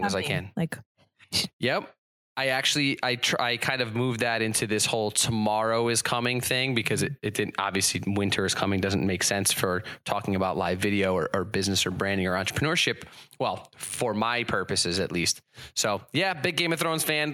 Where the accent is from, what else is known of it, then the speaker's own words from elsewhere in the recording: Connecticut, United States; moved away; I'm from Connecticut and that's where I grew up